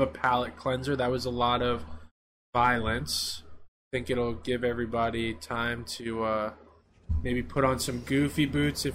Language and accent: English; South Florida, United States; growing up in South Florida